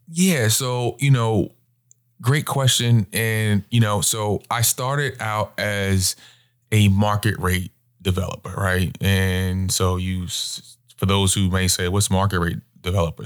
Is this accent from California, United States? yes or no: no; Long Island, New York, United States; moved away as an adult; also born or lived in Virginia; now in Charlotte, United States; born and raised in Long Island, New York